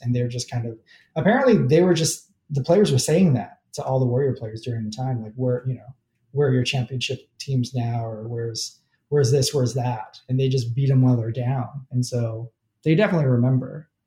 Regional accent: New Jersey, United States; I'm from New Jersey, grew up with the Keith Van Horn era

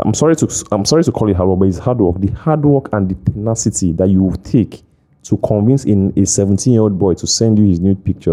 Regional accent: Delta, Nigeria; moved away; I come from Delta State

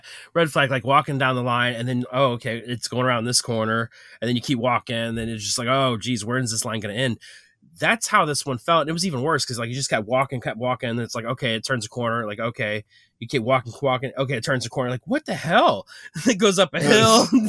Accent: St. Louis, Missouri, United States; Obviously, we are from St. Louis, and so to get to Grand Rapids was a little bit of a trek.

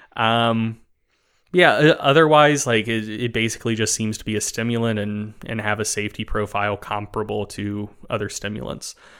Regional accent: North Carolina, United States; I, I grew up in North Carolina

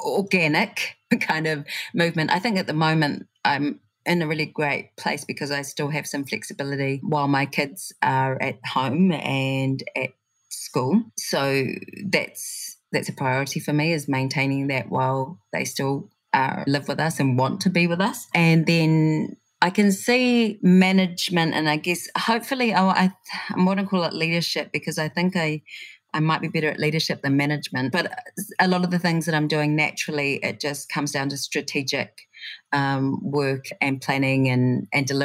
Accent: Christchurch, Canterbury, New Zealand; moved away; growing up in Christchurch

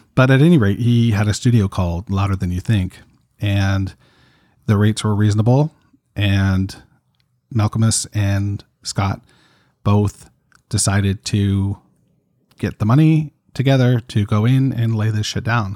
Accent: Toronto, Ontario, Canada; I'm from Toronto, Canada

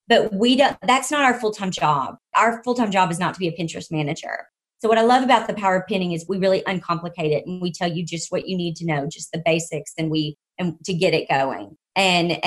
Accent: the South, United States; I grew up in the South

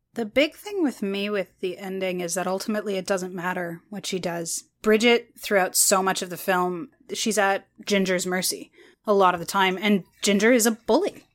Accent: Canada; I'm more Canadian

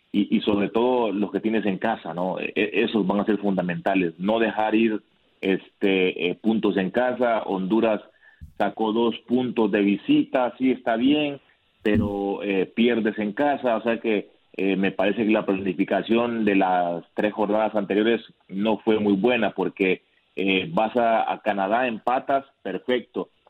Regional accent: Mexico; yo siendo mexicano

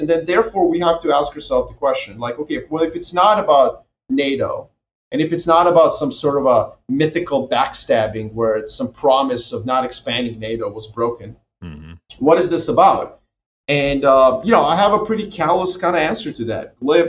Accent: Serbia; moved away; Obviously, I'm from Serbia, so I was just assigned, by default to cover these things.

